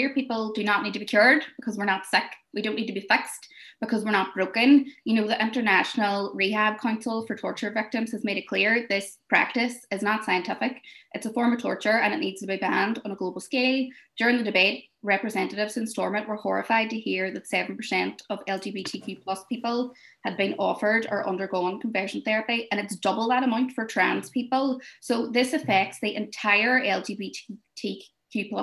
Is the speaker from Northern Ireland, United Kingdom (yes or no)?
yes; Derry, Northern Ireland, United Kingdom; I'm from Derry